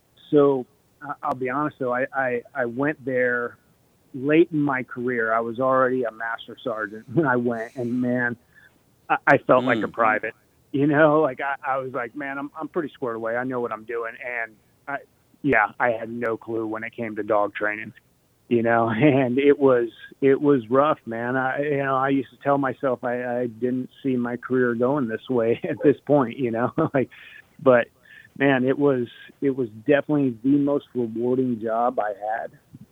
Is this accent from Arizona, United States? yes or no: yes; Arizona, United States; also born or lived in Connecticut; I was born in Connecticut. Then, we bounced around different countries, different states. Arizona was kind of home for me. That's where I graduated high school.